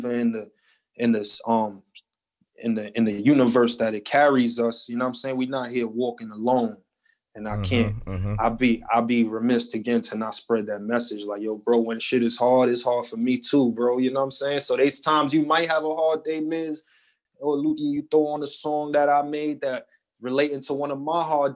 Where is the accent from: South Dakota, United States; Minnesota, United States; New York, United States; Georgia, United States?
New York, United States; New York City; originally I'm from Jefferson Houses on the east side of Harlem, better known as Spanish Harlem